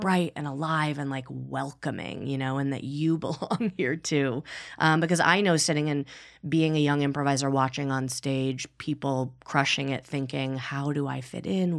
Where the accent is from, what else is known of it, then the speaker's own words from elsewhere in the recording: Midwest, United States; now in Los Angeles, United States; I'm also from the Midwest